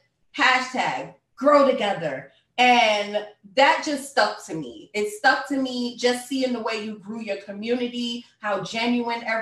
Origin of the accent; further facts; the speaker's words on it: New York City, New York, United States; moved away as an adult; now in Philadelphia, United States; I am from Brooklyn, New York